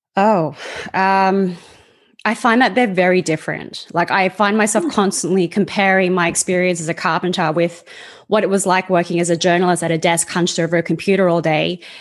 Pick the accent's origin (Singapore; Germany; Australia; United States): Australia; accent: Australian; moved away as an adult; also born or lived in Sydney; now in Canada; I was born and raised in Australia